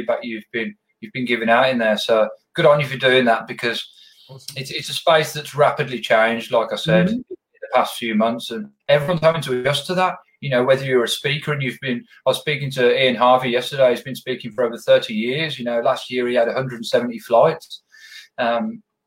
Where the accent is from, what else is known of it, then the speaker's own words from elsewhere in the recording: Birmingham, West Midlands, United Kingdom; accent: Birmingham; people wouldn't be able to understand me because of my Birmingham accent, which is quite thick.